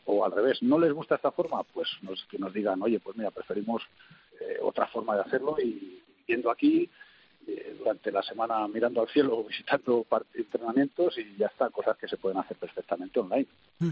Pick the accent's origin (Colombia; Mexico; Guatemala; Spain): Spain; moved away as an adult; now in Kuwait; lo que somos los españoles, que somos muy, prácticos y muy operativos